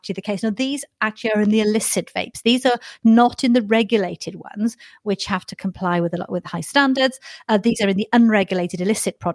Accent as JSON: {"language": "English", "region": "Wales", "country": "United Kingdom", "said": "I'm Welsh"}